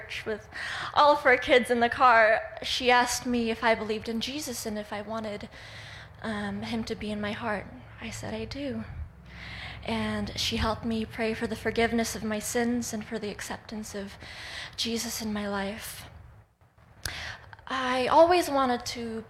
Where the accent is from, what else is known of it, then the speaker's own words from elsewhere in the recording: Russia; moved away; I was born in Russia